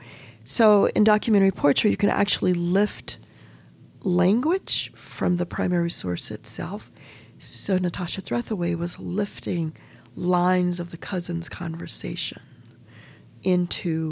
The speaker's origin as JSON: {"language": "English", "town": "Efland", "region": "North Carolina", "country": "United States", "tie": "born or raised there", "also_born_or_lived": "Mebane, North Carolina", "said": "I grew up in Eflin, North Carolina, and Mebane is only 5 miles away"}